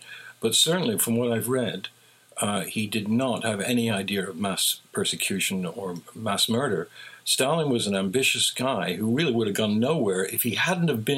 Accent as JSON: {"language": "English", "region": "England", "country": "United Kingdom", "tie": "born or raised there", "said": "Sir Thomas Beecham, who was the most respected conductor when I was growing up in England"}